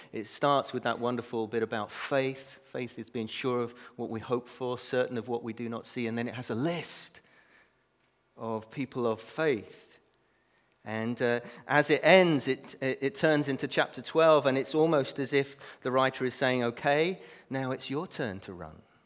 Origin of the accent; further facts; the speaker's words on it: Brazil; moved away; I was brought up in Brazil